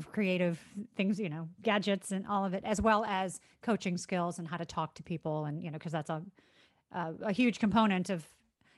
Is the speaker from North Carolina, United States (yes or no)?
no; Chicago, Illinois, United States; moved away as an adult; also born or lived in South Florida; now in San Diego, United States; I grew up in Chicago.